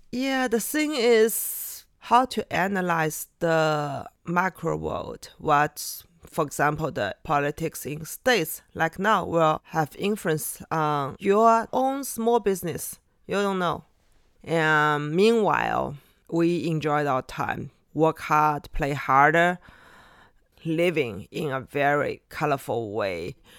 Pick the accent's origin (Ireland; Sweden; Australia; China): China; Shanghai; English is a second language; also born or lived in Yumen, Gansu / Beijing; I'm from here, Shanghai.